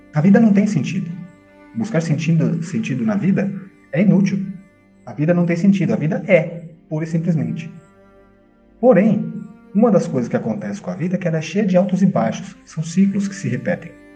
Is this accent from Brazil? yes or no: yes; Brazil; Eu sou brasileiro. Eu sou filho. Eu sou pai